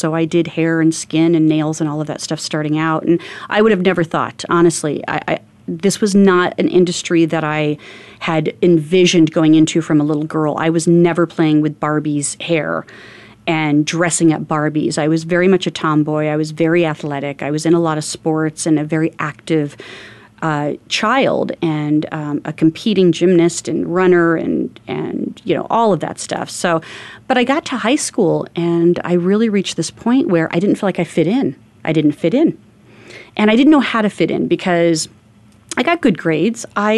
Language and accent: English; Phoenix, Arizona, United States; I grew up in North Phoenix, very north end of town before Phoenix was grown as much as it is.